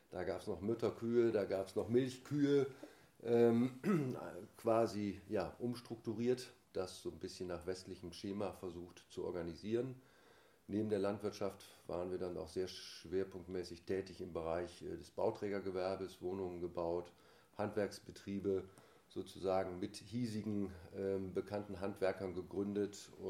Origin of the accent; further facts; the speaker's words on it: Essen, North Rhine-Westphalia, Germany; Ich komme gebürtig aus Essen, äh, aus dem Ruhrgebiet und äh, habe da auch so meine erste reiterliche Laufbahn sozusagen beginnen dürfen, vom Familienhaus geprägt.